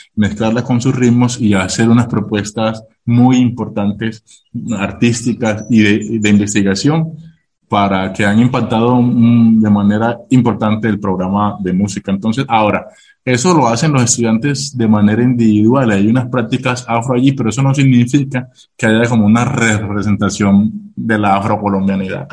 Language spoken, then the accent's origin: Spanish; Necoclí, Antioquia, Colombia; yo soy de la región, pues yo soy de Necoclí